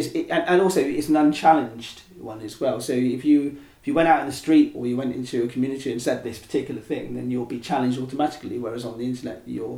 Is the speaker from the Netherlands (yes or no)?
no; Oxford, South East England, United Kingdom; I mean, I was born here. Okay, so interesting. I grew up in East Oxford. I pretty much grew up here. Went to school here. Worked mostly here and sometimes in town.